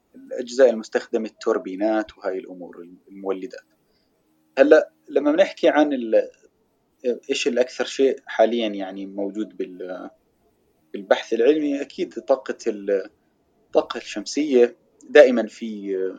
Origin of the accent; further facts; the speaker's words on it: Jordan; عندنا بالاردن